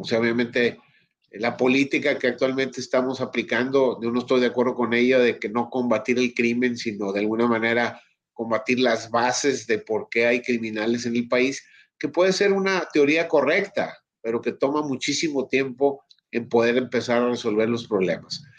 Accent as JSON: {"language": "Spanish", "country": "Mexico", "said": "como mexicano"}